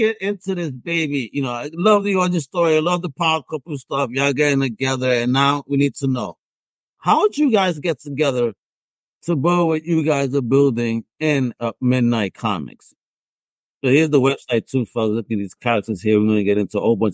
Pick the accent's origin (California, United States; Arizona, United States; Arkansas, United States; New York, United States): New York, United States; New York City; I grew up in Brooklyn.